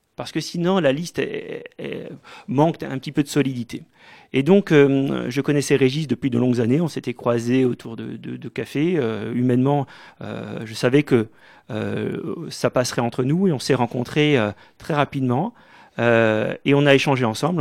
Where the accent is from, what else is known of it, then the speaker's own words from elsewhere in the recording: Mulhouse, Grand Est, France; je suis né à Mulhouse en 1977, au Diaconat, comme beaucoup de Mulhousiens